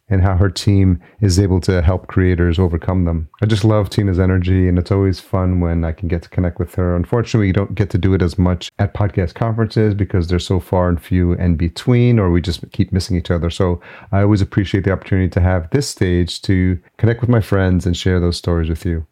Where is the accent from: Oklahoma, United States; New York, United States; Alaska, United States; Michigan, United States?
New York, United States; New York City; moved away; I'm a New Yorker at heart. It'll always be in my blood.